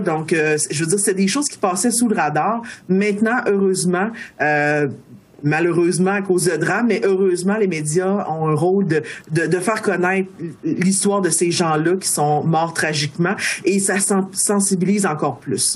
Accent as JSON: {"language": "French", "town": "Baie-Comeau", "region": "Quebec", "country": "Canada", "tie": "born or raised there", "also_born_or_lived": "Pessamit / Wendake", "moved": "yes", "said": "moi je suis née euh, à Bécomo, euh, j'ai grandi à Bécomo en partie"}